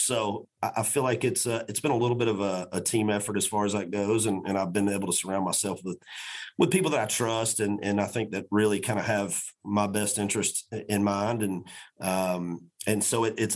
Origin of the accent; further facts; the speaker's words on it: Macon, Georgia, United States; also born or lived in Florida; I was born and raised in Macon, Georgia